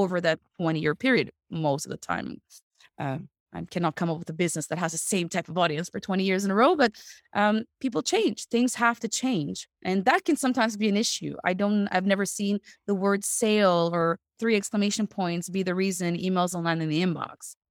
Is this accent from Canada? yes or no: yes; Canada; moved away as an adult; also born or lived in Montreal; now in Netherlands; Canadian person